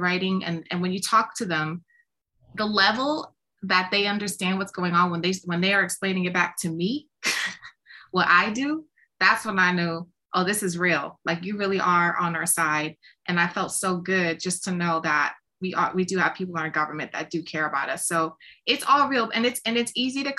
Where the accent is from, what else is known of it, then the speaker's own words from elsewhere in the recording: New York City, New York, United States; I come from the South Bronx. I had nothing handed to me. I grew up in the projects, raised by a single mom.